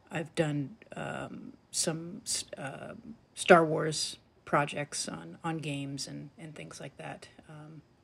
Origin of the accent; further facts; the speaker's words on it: East Coast, United States; I grew up on the East Coast